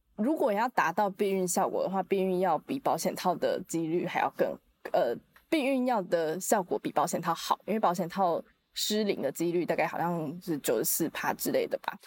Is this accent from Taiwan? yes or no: yes; Taiwan; 咱们还是说中文吧， 哎、我们是台湾人呢。